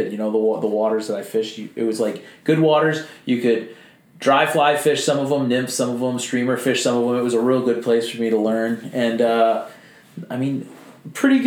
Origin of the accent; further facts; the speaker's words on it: Woodstock, Maine, United States; I grew up in Woodstock